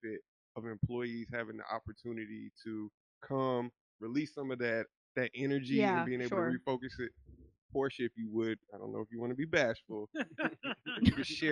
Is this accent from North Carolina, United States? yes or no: yes; Fayetteville, North Carolina, United States; I'm from Fayetteville